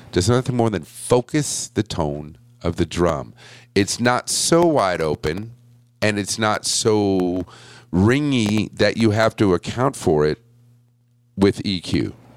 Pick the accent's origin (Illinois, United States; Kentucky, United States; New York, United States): New York, United States; Buffalo; I was born in Buffalo